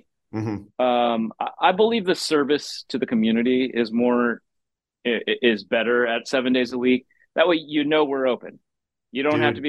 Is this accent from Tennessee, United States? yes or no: yes; Nashville, Tennessee, United States; moved away as an adult; also born or lived in New York City; now in Asheville, United States; I grew up in Nashville. I moved to Asheville in 1994.